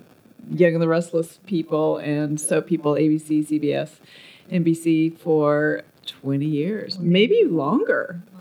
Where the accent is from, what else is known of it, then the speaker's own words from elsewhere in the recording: Canada; now in Los Angeles, United States; I came down from Canada and showed up without knowing anyone, and I made friends.